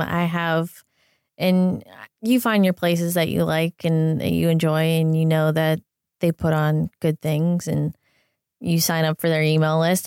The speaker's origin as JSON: {"language": "English", "area": "south of Pittsburgh", "region": "Pennsylvania", "country": "United States", "tie": "born or raised there", "also_born_or_lived": "Boston, Massachusetts", "moved": "yes", "lives_now": "Los Angeles, United States", "said": "I grew up south of Pittsburgh in Pennsylvania"}